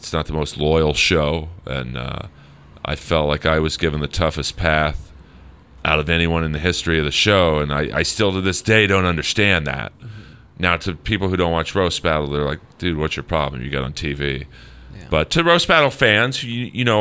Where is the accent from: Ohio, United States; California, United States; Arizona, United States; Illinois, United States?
California, United States; Los Angeles; I grew up on the Sunset Strip in the 80s